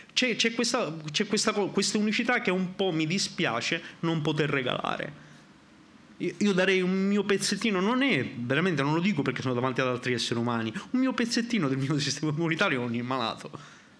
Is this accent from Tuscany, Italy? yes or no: no; Sicily, Italy; sono siciliano